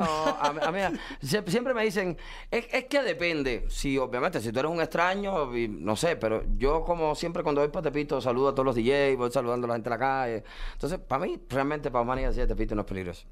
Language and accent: Spanish; Cuba; now in United States; soy un cubano que me tocó emigrar